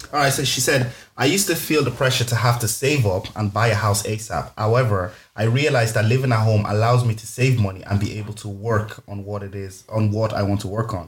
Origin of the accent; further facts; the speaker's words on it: Lucan, Leinster, Ireland; moved away; also born or lived in Leeds / Carlow; I was from Lucan, the school I was in in Lucan